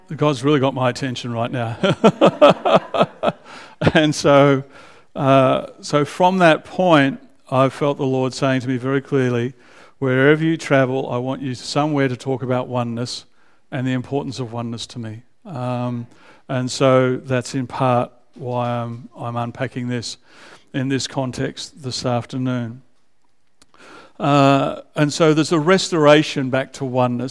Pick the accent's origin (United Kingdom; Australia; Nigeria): Australia; Canberra, Australian Capital Territory; now in Melbourne, Australia; I was raised in Canberra as an adolescent.